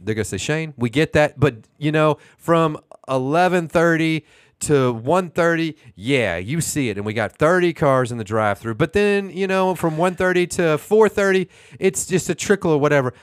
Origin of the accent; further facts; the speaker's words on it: Houston, Texas, United States; now in Oklahoma City, United States; I'm from Houston